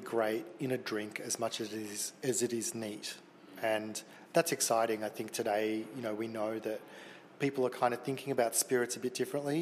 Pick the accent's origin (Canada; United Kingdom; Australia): Australia; Melbourne, Victoria; we're from Melbourne, you know, which is kind of like a progressive city.